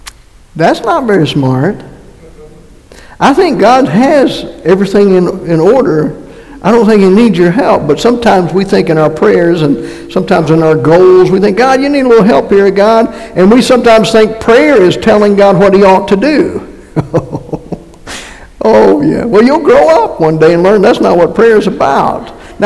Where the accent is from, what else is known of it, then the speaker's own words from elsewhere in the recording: North Carolina, United States; moved away; also born or lived in Massachusetts; And by the way, I am from North Carolina and went to Massachusetts, so that's where I got my accent, in case somebody is wondering.